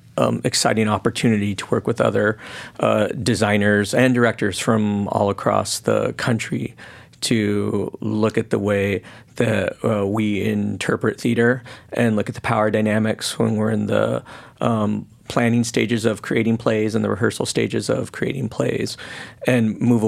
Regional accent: Portland, Oregon, United States; One of it being that it's taking place in my hometown. I'm originally from Oregon and Portland.

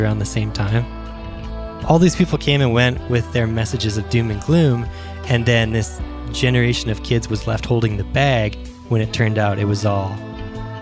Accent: Prince George, British Columbia, Canada; I was born in Prince George in northern British Columbia, Canada

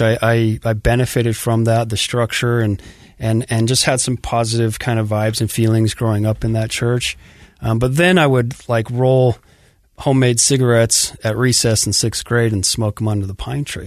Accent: Sandy, Utah, United States; born or raised there; also born or lived in Farmington, Utah

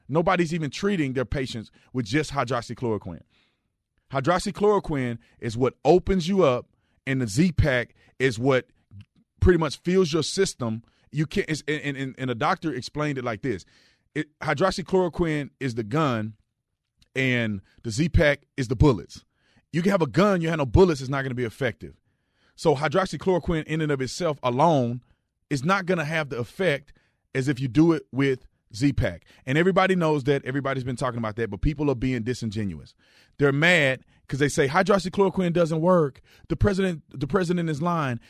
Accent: Fort Worth, Texas, United States; now in Arizona, United States; I grew up in Fort Worth, Texas

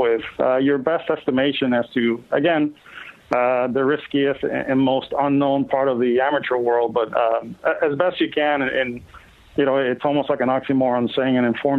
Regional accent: Puerto Rico; I grew up in Puerto Rico

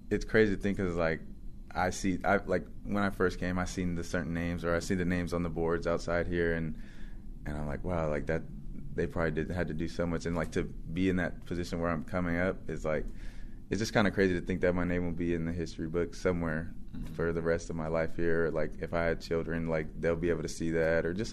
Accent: California, United States; I'm from the Central Valley, we don't get too many, too much like hype or recruitment from athletes.

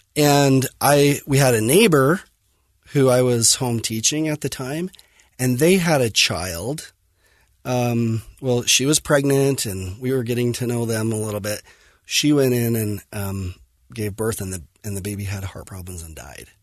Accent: Fillmore, Utah, United States; I grew up in Fillmore, um, Utah, on a farm, and dairy farm, crop farm

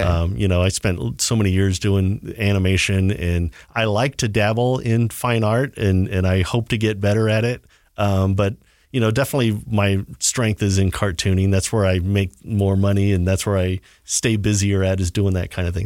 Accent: Southern California, United States; growing up in Southern California in the, you know, in the seventies and early eighties

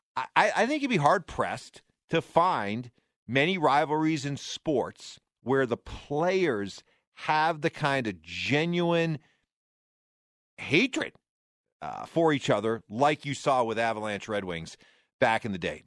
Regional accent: New England, United States; I grew up in the Northeast, in New England

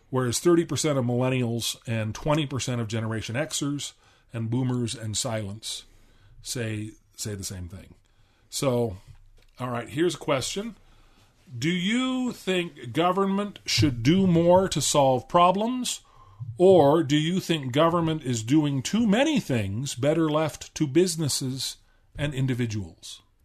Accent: Southern California, United States; also born or lived in Washington, D.C.; I actually grew up in Southern California

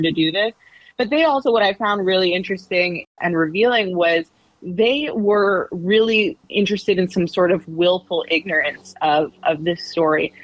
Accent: Canada; moved away as an adult; now in New York City, United States; I'm from Canada. Um, I'm not from the US

